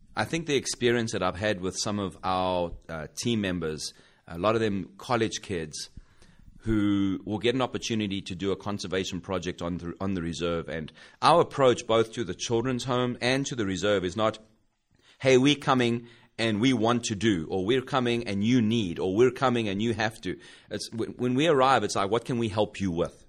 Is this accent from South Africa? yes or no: yes; South Africa; moved away as an adult; now in United States; I grew up in South Africa